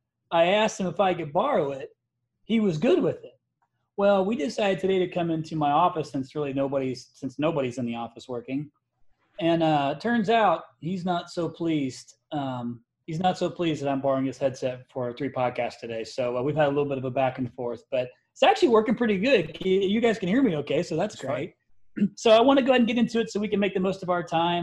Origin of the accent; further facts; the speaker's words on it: Indiana, United States; I'm a Midwesterner. I'm from Indiana